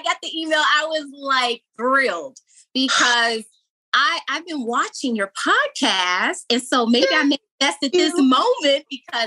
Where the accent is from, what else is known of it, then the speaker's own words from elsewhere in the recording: Chicago, Illinois, United States; also born or lived in Los Angeles / Atlanta; I grew up in Chicago on the South Side.